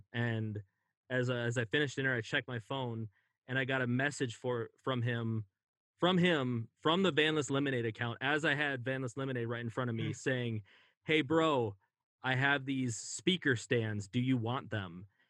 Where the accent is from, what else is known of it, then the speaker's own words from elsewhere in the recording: California, United States; now in Minnesota, United States; I was mad at my parents for moving me to Minnesota because we're from California. And I was always so nostalgic for California.